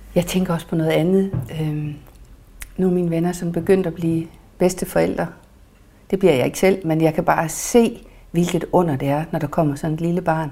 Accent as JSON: {"language": "Danish", "area": "Mors", "region": "North Denmark Region", "country": "Denmark", "moved": "yes", "said": "Mors, hvor jeg kommer fra"}